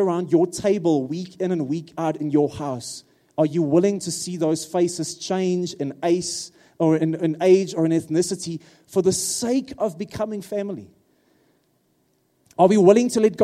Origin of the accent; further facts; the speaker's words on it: Free State, South Africa; first language Afrikaans; English is a second language; now in Pretoria, South Africa; I'm an Afrikaans guy from the Free State